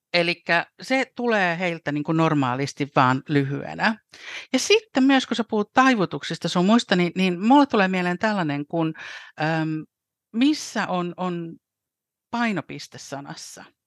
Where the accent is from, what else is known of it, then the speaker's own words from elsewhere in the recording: Helsinki, Uusimaa, Finland; moved away as an adult; now in London, United Kingdom; mä olen täällä Lontoon kupeessa kohta äh, 29 vuotta asunut äh, alun perin helsinkiläinen